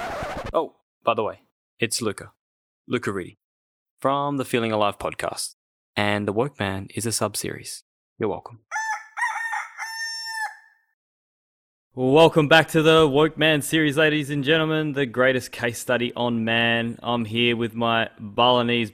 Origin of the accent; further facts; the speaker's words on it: Australia; we're all Aussie